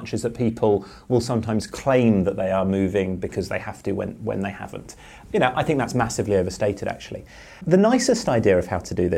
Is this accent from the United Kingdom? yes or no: yes; Cambridge, East of England, United Kingdom; I grew up in Cambridge